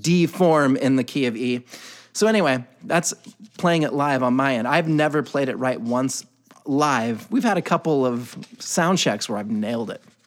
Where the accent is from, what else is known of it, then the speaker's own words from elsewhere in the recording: the South, United States; my growing up in the South.